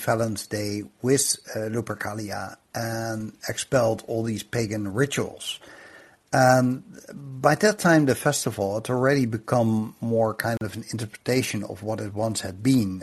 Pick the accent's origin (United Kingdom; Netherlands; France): Netherlands; I grew up in the Netherlands